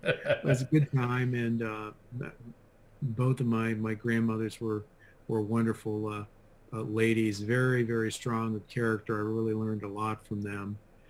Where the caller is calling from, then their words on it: Pittsburgh, Pennsylvania, United States; I'm in Pittsburgh, Pennsylvania, in the United States.